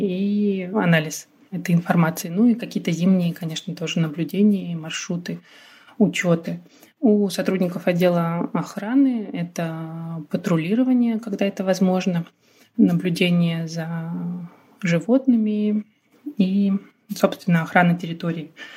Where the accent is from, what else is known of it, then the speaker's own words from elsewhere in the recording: Rostov Oblast, Russia; moved away as an adult; now in Chukotka, Russia; я выросла в Ростовской области